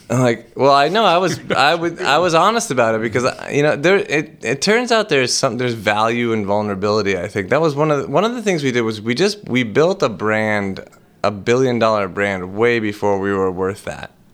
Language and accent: English; Boston, Massachusetts, United States; I was born in Boston, raised on welfare